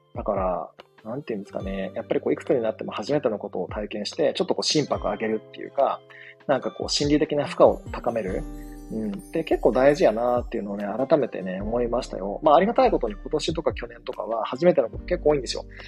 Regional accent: Shikoku, Japan; 僕と同じね、四国出身

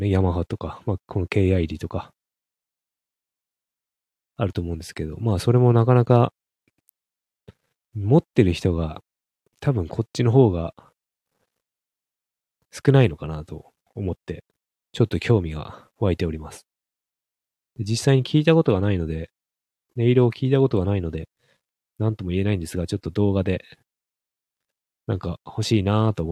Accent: Hakodate, Hokkaido, Japan; まあ、北海道の、まあ、函館の方の出身なんでね

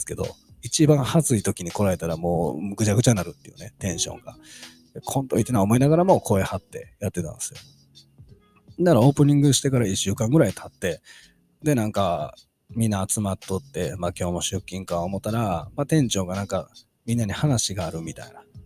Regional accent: Kansai, Japan; 関西人なんで

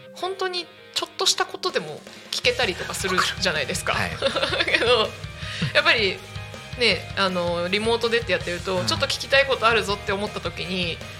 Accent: Chiba, Japan; 千葉育ち

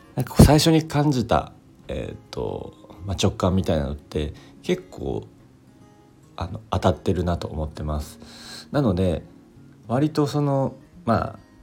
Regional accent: Kobe, Hyogo, Japan; also born or lived in Kanagawa / Okinawa; now in Miyagi, Japan; 僕あの出身は、え神戸市

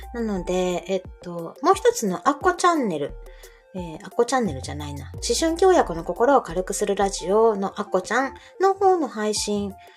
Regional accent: Kansai, Japan; 関西のおばちゃんです

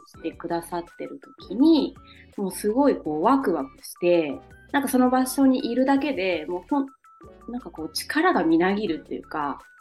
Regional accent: Nagasaki, Japan; 地元が長崎県なので

